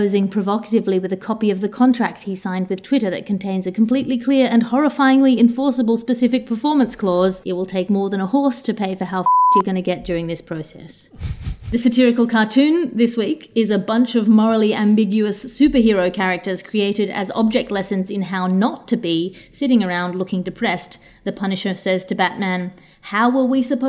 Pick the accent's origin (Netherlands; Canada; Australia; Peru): Australia; moved away; As an Australian, as somebody who's come from a country which knows about invasive species